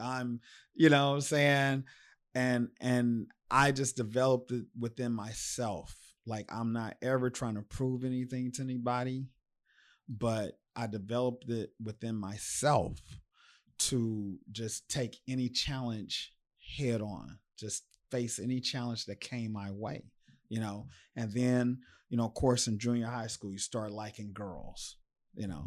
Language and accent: English; United States; I'm from Sunnyside